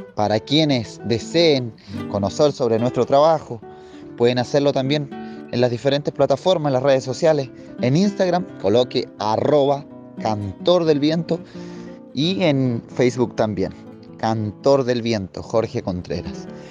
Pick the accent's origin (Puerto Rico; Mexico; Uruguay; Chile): Chile; Puerto Ingeniero Ibáñez, Aysén; soy originario de Chile, de la Patagonia, de la región de Aysén, décima primera región de Aysén